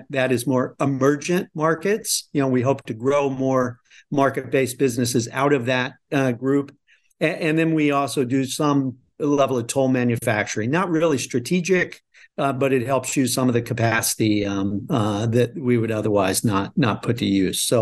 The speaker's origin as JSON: {"language": "English", "region": "Midwest", "country": "United States", "tie": "born or raised there", "said": "So, no, I grew up in the Midwest on a farm."}